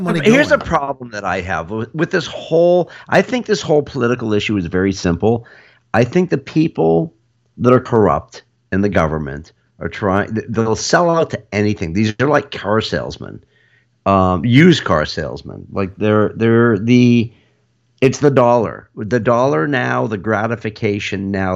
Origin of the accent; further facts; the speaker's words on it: United States; as an American